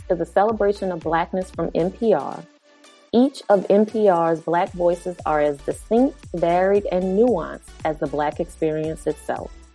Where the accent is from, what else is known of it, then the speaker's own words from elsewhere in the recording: New Orleans, Louisiana, United States; growing up watching Oprah Winfrey and the Black newscasters in my hometown of New Orleans